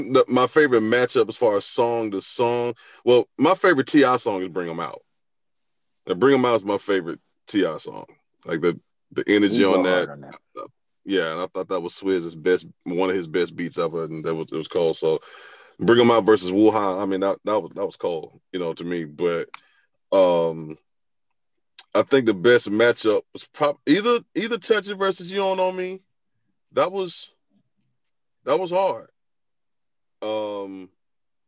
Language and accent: English; Alabama, United States; I'm from Bama, right? You know, so I mean, this is deep, deep, dirty South.